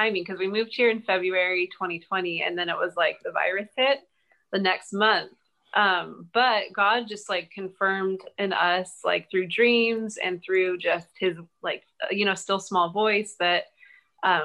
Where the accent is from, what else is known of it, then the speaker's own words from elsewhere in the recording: Cayucos, California, United States; now in King City, United States; I grew up in Cayugas, a beautiful beach town. And then I basically lived there my whole life